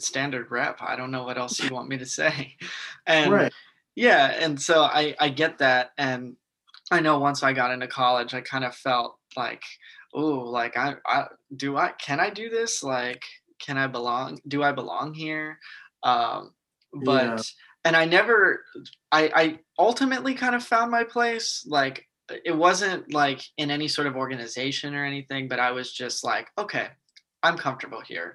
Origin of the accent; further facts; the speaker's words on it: San Antonio, Texas, United States; in my hometown here in San Antonio